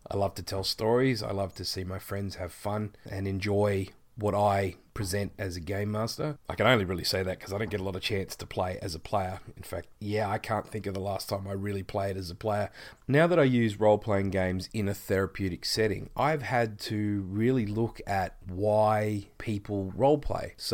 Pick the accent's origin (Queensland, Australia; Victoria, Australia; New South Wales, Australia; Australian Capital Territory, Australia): Victoria, Australia; Geelong; I'm from Geelong, Australia, which is the southeastern part of our continent.